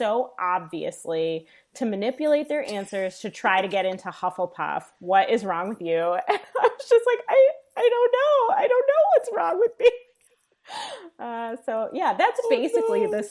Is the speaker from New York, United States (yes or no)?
yes; New York, United States; moved away as an adult; now in Midwest, United States; I'm a New Yorker by birth and at heart